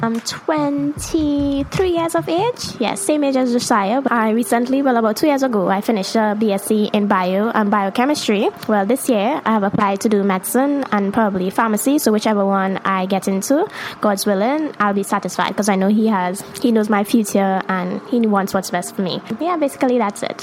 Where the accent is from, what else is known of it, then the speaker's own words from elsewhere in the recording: Tobago, Trinidad & Tobago; I'm from Tobago. It's an island in the Caribbean